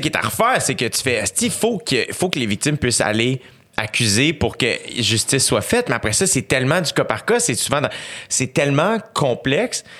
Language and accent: French; Canada; je suis né au Canada, je suis un gars, je suis blanc